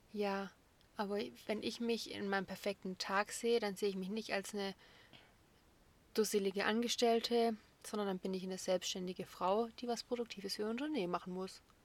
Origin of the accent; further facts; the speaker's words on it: Böblingen, Baden-Württemberg, Germany; ich bin 1996 in Böblingen geboren